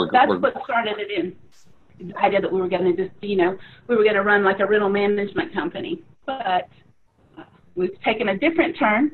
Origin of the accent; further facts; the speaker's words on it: Mississippi, United States; You know, growing up in Mississippi, you get that southern hospitality, so we extended it out west.